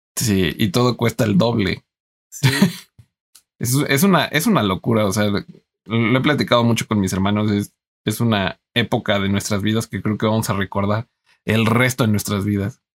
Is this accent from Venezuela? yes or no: no; Mexico; aquí en México